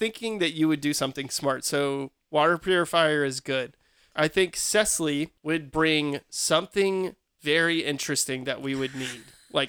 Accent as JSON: {"language": "English", "region": "North Carolina", "country": "United States", "tie": "born or raised there", "said": "I was born and raised here"}